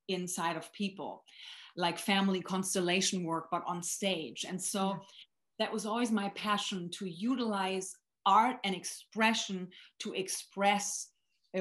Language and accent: English; Germany; moved away; born and raised in Germany